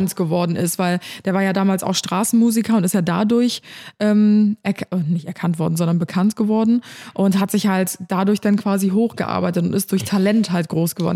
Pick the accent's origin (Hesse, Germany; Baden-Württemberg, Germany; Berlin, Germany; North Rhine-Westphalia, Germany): North Rhine-Westphalia, Germany; Cologne; in dem Viertel Karneval feier, wo ich aufgewachsen bin